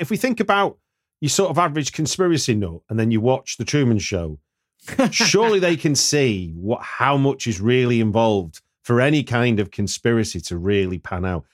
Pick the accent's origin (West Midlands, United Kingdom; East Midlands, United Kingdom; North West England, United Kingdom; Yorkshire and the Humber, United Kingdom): North West England, United Kingdom; Manchester; I'm a Manchester boy